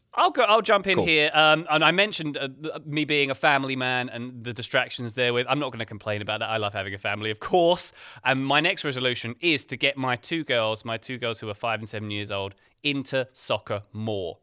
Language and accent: English; England, United Kingdom; as an English person